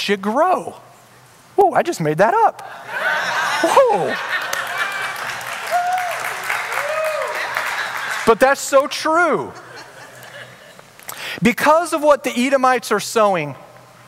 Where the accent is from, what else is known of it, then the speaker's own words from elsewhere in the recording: Orange County, California, United States; I grew up in Orange County